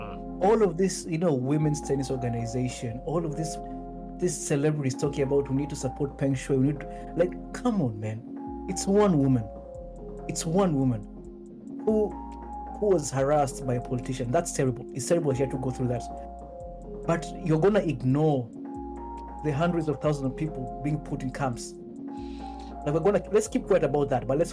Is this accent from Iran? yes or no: no; Kenya; as a Kenyan